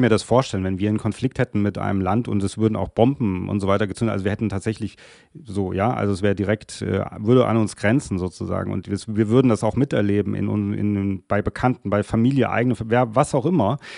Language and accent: German; Germany; auch als Deutsche, was wir Deutsche ja nicht so gerne sind